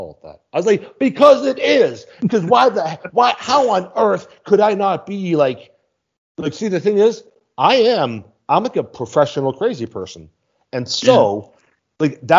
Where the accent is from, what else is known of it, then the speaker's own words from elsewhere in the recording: Boston, Massachusetts, United States; moved away as an adult; now in Mexico; I am from Boston, Massachusetts.